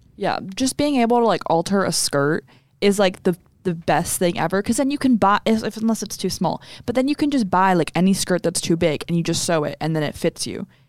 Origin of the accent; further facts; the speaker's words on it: Texas, United States; we're from Texas